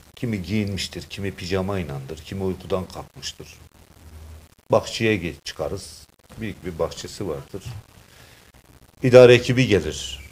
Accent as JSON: {"language": "Turkish", "town": "Develi", "region": "Kayseri Province", "country": "Turkey", "tie": "born or raised there", "said": "Kayseri'nin Develi'de 1960 doğumluyum"}